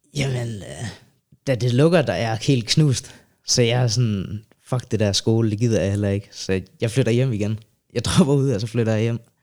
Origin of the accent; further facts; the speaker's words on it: Sønder Omme, Southern Denmark, Denmark; moved away as an adult; now in Copenhagen, Denmark; jeg er fra Jylland, rigtigt. Øh, fra en lille by, der hedder Sønder Omme, tæt ved Legoland, Billund. Så flytter jeg til København som 18-årig